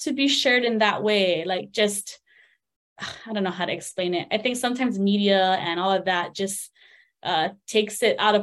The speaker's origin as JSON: {"language": "English", "region": "Hawaii", "country": "United States", "tie": "born or raised there", "said": "I just kind of growing up around Hawaii"}